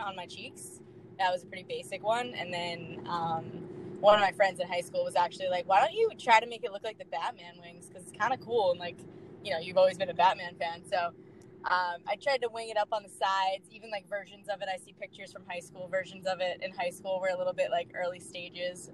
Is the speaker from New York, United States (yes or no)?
yes; Long Island, New York, United States; So I got to play um, all my sports growing up on Long Island